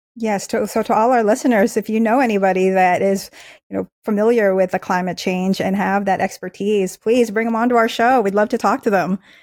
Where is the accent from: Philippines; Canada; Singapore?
Philippines; now in United States; I was born in the Philippines, we and my family immigrated here